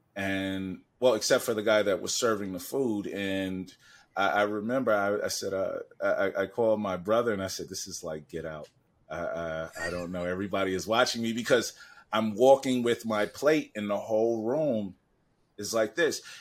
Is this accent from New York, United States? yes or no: yes; New York City, New York, United States; I'm from Harlem